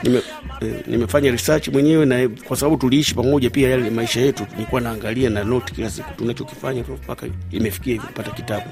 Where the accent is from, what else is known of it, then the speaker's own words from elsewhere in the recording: Tabora, Tanzania; moved away as an adult; also born or lived in Dar es Salaam, Tanzania / Nairobi, Kenya; now in Japan; ni mwanamuziki wa Kitanzania ambayo nimekuwa nikiishi Japani karibu kwa miaka ishirini na saba, lakini asili yangu mimi ni Tabora, Tanzania